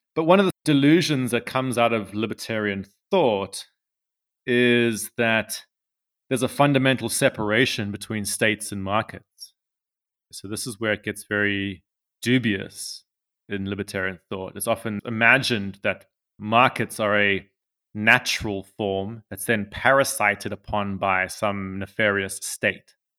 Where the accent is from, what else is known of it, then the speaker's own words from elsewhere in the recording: South Africa; I'm from South Africa